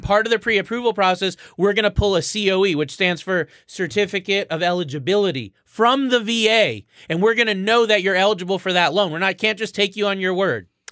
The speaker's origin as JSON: {"language": "English", "region": "Florida", "country": "United States", "also_born_or_lived": "Connecticut", "moved": "yes", "said": "I'm from Florida"}